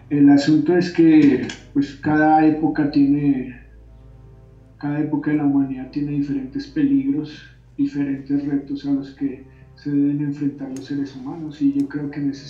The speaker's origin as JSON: {"language": "Spanish", "country": "Colombia", "tie": "born there", "said": "Yo nací en Colombia, en Colombia no había pues aikido así en páginas amarillas o algo así."}